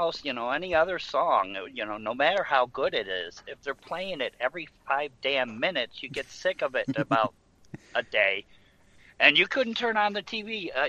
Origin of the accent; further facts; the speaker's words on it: Western New York, United States; I grew up in Western New York